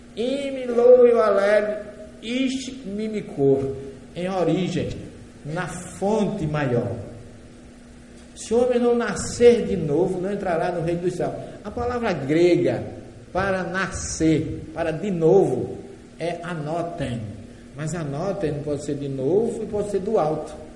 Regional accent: Northeast Region, Brazil; accent: nordestino; eu falo a língua dele, logicamente com sotaque nordestino

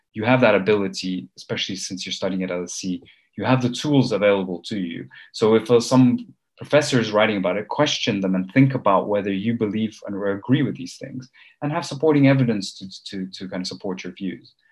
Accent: Copenhagen, Capital Region of Denmark, Denmark; moved away as an adult; also born or lived in Armenia / Cambridge, United Kingdom / London, United Kingdom; I'm originally from Armenia, which is a country some of you might have heard of. Uh, it's a very small place. I left, or my family left Armenia in the early 90s, and I grew up in the West, uh, mainly in Denmark, in Copenhagen

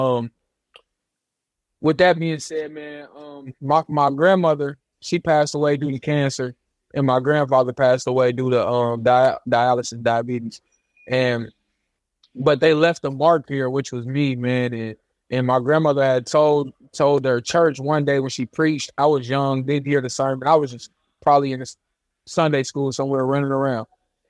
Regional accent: Dayton, Ohio, United States; Yep. Dayton, Ohio.

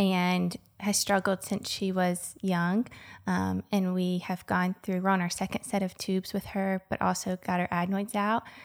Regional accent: Anderson, United States; I am from Anderson. I grew up here

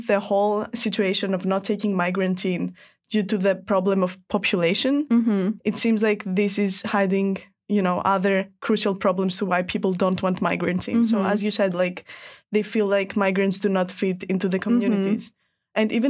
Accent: Greece; And I'm coming from Greece where, you know, it's a country where a lot of migrants have come

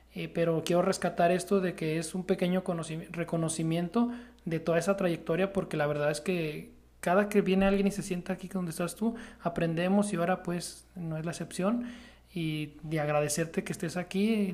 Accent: Mexico

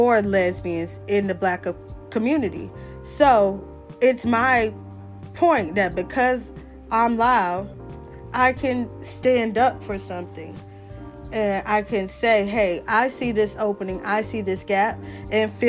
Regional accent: the South, United States; I'm from the South

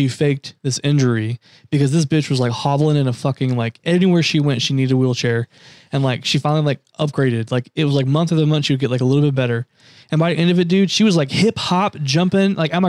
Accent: United States; accent: Southern; I literally get my Southern accent from my mom

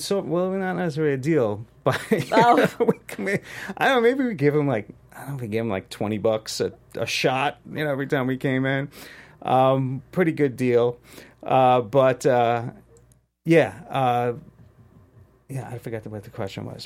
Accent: New York City, New York, United States; now in Los Angeles, United States; I'm from Queens, New York

